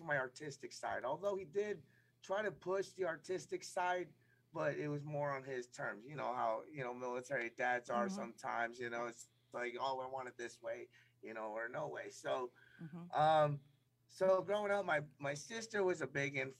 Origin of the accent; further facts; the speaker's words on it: New York, United States; also born or lived in Thailand / Brooklyn, New York / New Jersey; I was born in Thailand. I was adopted when I was about 3 and a half and moved to upstate New York. My high school days, I grew up in Brooklyn